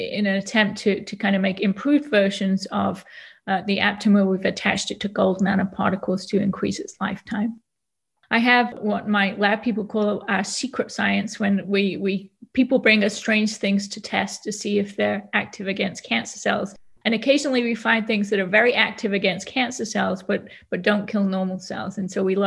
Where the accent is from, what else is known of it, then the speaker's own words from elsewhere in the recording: Nantwich, North West England, United Kingdom; accent: British; moved away as an adult; also born or lived in Oxford / London; now in Louisville, United States; As you can probably hear, I have an accent a little bit. And so I'm British. I was born in a town called Nantwich, which is in the northwest of England